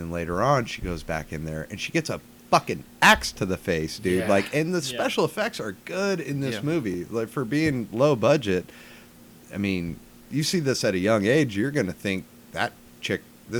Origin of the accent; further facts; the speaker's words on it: Pacific Northwest, United States; And growing up in the Pacific Northwest...